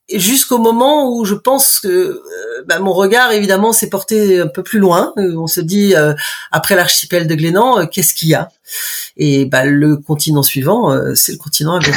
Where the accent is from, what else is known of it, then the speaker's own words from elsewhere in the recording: Brittany, France; moved away as an adult; also born or lived in United States; je suis bretonne de naissance. J'habite au bout du monde puisque je suis à la Pointe du rat